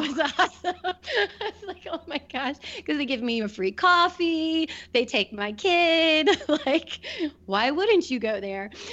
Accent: Wilmington, United States; moved away as an adult; also born or lived in Cleveland; Wilmington is my hometown

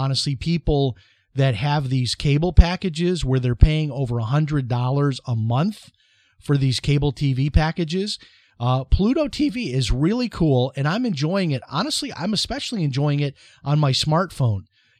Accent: Chicago, Illinois, United States; It's like when I was growing up in Chicago, the ice cream guy would stop at my driveway.

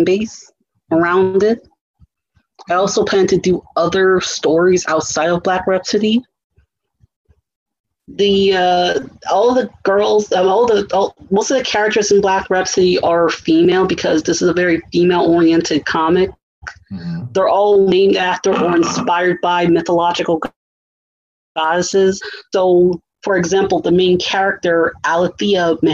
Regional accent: United States; I come from American cultures

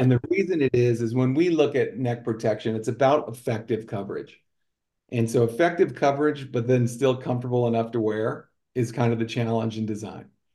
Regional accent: Colorado Springs, Colorado, United States; moved away as an adult; also born or lived in Sioux City; I grew up in Colorado

